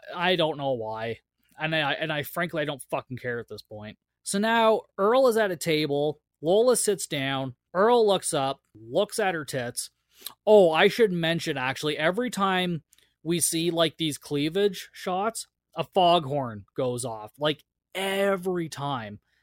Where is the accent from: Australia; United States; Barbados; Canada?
Canada; I'm Canadian